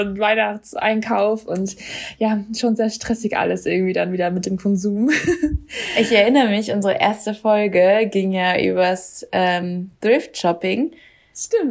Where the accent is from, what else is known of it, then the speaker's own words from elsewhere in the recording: Germany; now in Sweden; als Deutsche